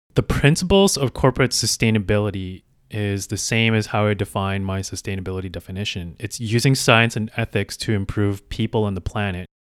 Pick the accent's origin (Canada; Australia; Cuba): Canada; Calgary, Alberta; I am originally from Calgary, Alberta.